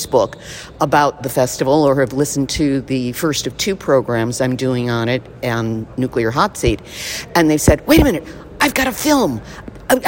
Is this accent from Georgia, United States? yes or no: no; Los Angeles, California, United States; I would certainly welcome you to my hometown, because I think